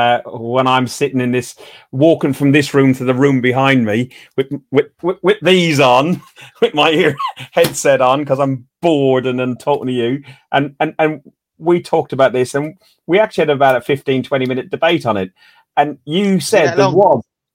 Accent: Ireland; I will follow England in a tournament, but I'm Irish. I will always support Ireland through and through.

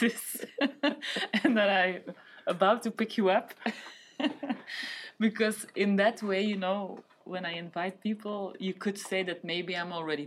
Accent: Geluwe, Flanders, Belgium; moved away as an adult; now in Brussels, Belgium; my hometown, let's say, which is Geluwe

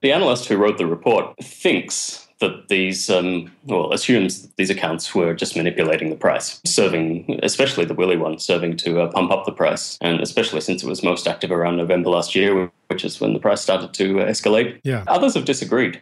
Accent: Australia; moved away as an adult; also born or lived in Canada / Japan; now in Tokyo, Japan; I came to Japan about uh, ten years ago, and I came via Canada, and uh, I'm originally from Australia.

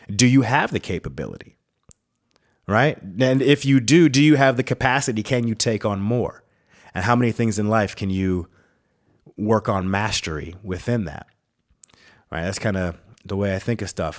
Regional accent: United States; moved away as an adult; also born or lived in Minnesota / Wisconsin / North Dakota; now in Tucson, United States; I'm from the Great White North, the North Star State. Minneconsin and the Badger State, Minnesota and Wisconsin

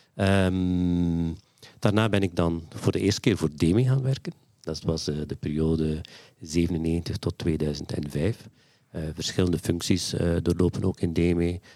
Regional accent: West Flanders, Belgium; moved away as an adult; also born or lived in Antwerp; Ik ben eigenlijk van nature uit of van, van geboorte ben ik een West-Vlaming.

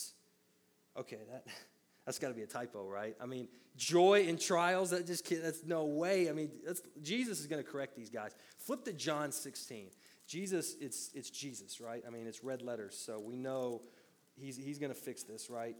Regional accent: Middle Tennessee, United States; I grew up in a town of about 18,000 people in Middle Tennessee

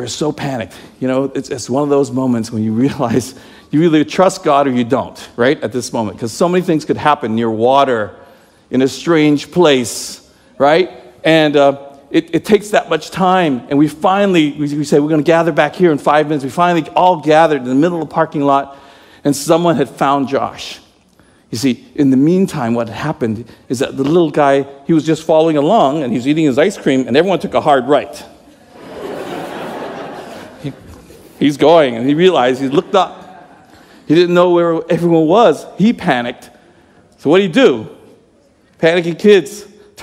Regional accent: Toronto, Ontario, Canada; now in United States; I'm Canadian, eh? I was born in Toronto

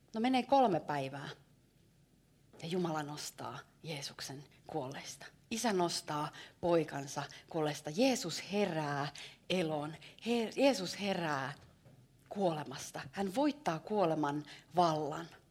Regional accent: Savo, Finland; mä oon savolainen.

